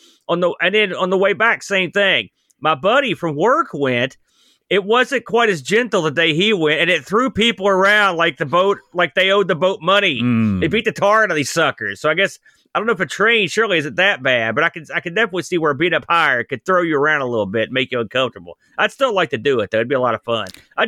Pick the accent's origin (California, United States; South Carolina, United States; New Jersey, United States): New Jersey, United States; Listen, don't call me that. I'm from New Jersey, technically.